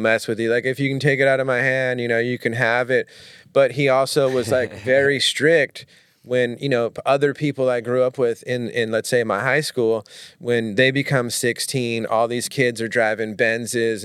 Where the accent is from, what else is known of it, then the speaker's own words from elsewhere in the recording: Manhattan Beach, California, United States; I grew up mainly in Manhattan Beach when I was like, you know, kindergarten through high school